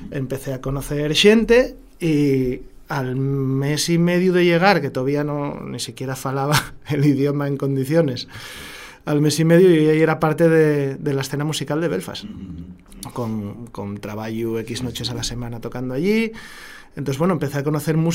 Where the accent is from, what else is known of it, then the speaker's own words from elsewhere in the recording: Asturias, Spain; Luego mañana ya volvemos a ser asturiano